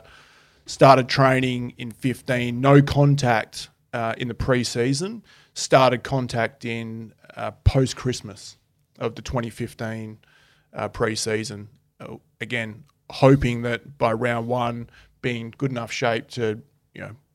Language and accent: English; Adelaide, South Australia, Australia; moved away; also born or lived in Perth, Western Australia; I grew up in Adelaide